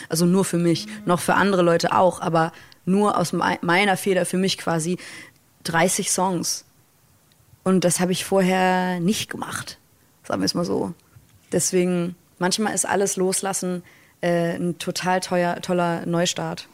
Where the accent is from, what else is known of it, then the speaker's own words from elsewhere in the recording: Hamburg, Germany; Ich als Nordlicht, als äh, Hamburger Dern